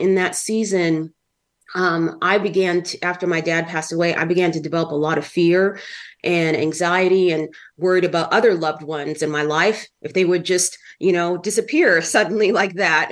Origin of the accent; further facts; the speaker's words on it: California, United States; moved away; also born or lived in Minnesota; I grew up in California for many years.